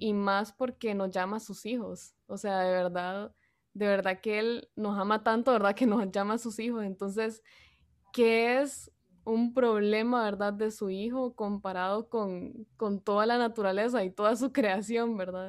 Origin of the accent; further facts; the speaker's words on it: San Pedro Sula, Cortés, Honduras; soy de San Pedro Sula, Honduras